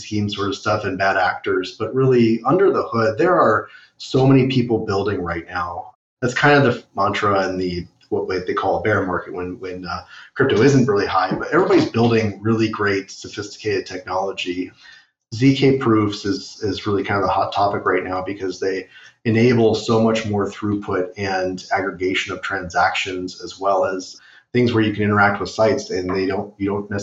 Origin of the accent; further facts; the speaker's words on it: California, United States; now in Cleveland, United States; I grew up in California